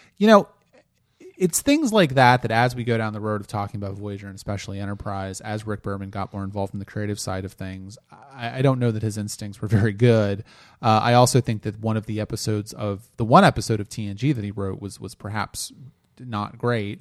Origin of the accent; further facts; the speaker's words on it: Delaware, United States; I'm from Delaware